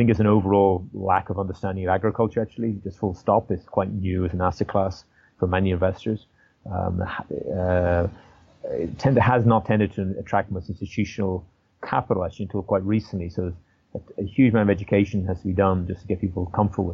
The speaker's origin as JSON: {"language": "English", "country": "Ireland", "moved": "yes", "said": "I'm originally from Ireland"}